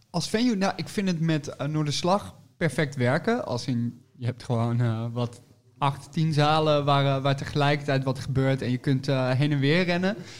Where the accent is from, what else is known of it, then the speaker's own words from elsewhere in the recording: 's-Hertogenbosch, North Brabant, Netherlands; moved away; also born or lived in Nijmegen / Utrecht; Ik, ik kom uit Den Bosch oorspronkelijk en ik heb gestudeerd in Nijmegen